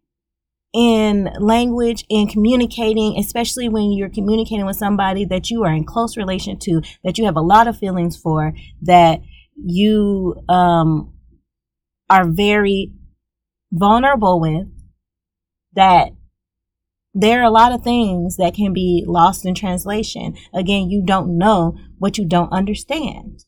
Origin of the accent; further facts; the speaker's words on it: Louisiana, United States; I am from Louisiana. We're both Southern folks.